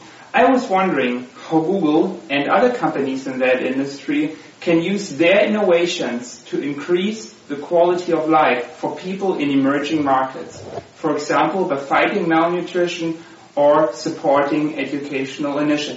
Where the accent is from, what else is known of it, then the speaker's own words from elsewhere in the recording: Germany; now in San Francisco, United States; I'm from Germany. Currently, I'm a MBA student at Halt International Business School in San Francisco.